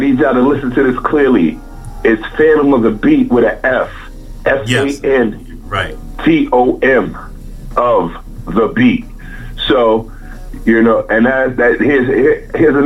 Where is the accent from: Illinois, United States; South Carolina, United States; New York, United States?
New York, United States; Brooklyn; moved away; also born or lived in Staten Island; I'm from Brooklyn